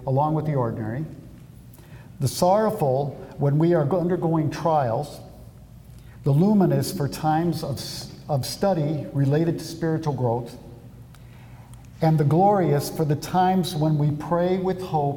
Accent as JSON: {"language": "English", "town": "Omaha", "region": "Nebraska", "country": "United States", "tie": "born or raised there", "said": "my hometown parish of St. Joseph's in Omaha"}